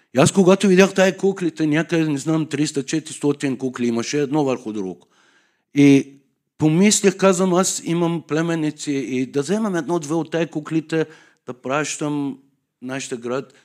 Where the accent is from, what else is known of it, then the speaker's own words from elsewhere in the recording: Tehran, Tehran Province, Iran; Bulgarian is a second language; moved away as an adult; now in Sofia, Bulgaria; Аз съм от Иран, Техран, столицата